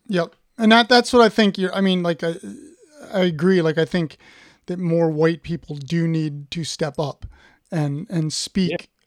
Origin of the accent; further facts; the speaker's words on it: Ohio, United States; I'm from Ohio